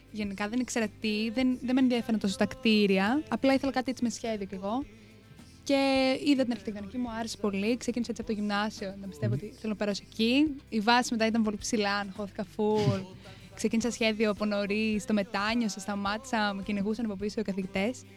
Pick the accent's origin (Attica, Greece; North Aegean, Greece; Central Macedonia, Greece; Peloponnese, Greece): Attica, Greece; Piraeus; moved away as an adult; now in Chania, Greece; Είμαι από την Αθήνα, από τον Πειραιά.